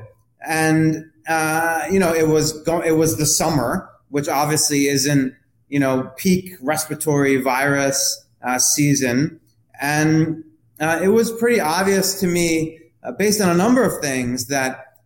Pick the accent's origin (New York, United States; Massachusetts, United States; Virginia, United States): New York, United States; New York City; I was raised in Manhattan's Greenwich Village